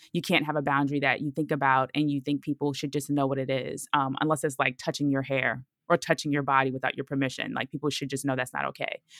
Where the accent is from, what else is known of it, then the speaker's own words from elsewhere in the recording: Brooklyn, New York, United States; moved away as an adult; also born or lived in Georgia; I'm from Brooklyn, so leaving Brooklyn so y, so young